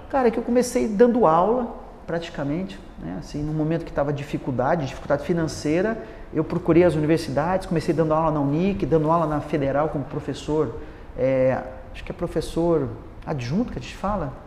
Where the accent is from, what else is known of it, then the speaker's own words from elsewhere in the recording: Paraná, Brazil; also born or lived in United States; eu sou de uma cidade pequena do Paraná